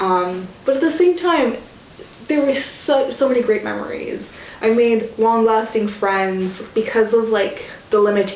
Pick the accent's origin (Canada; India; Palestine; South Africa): Palestine; Jerusalem; English is a second language; also born or lived in Nablus; I was born in Jerusalem, came back here when I was really young, but then, like, when I was in sixth grade, I went back to Palestine. I lived around Jerusalem area, but then, like, navigated around the cities in Nablus.